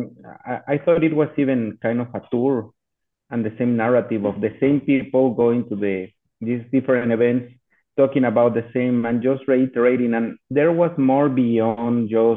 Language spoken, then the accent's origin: English; Mexico City, Mexico; moved away as an adult; also born or lived in Austin, Texas; I'm born and raised in Mexico City. I literally grew on top of pavement and playing soccer on the streets